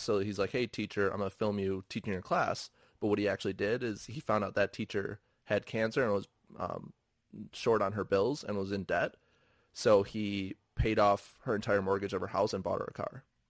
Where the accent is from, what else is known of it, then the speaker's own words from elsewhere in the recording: Milwaukee, Wisconsin, United States; I'm from Milwaukee. Like, rehabbing a building in Milwaukee with people that I know and interact with and grew up